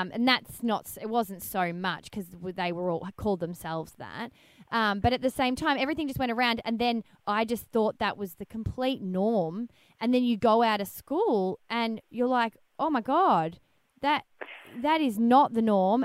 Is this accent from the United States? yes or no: no; Melbourne, Victoria, Australia; I'm from Melbourne